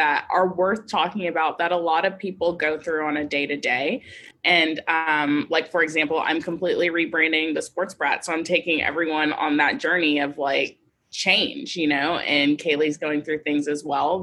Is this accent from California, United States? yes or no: no; Houston, Texas, United States; I was born and raised in Houston